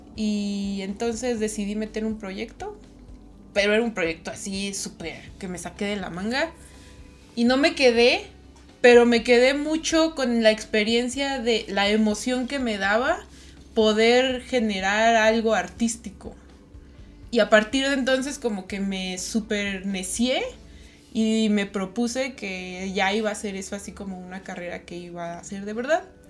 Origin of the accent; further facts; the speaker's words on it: Toluca, State of Mexico, Mexico; yo soy de Toluca, entonces pues ahí del Estado de México.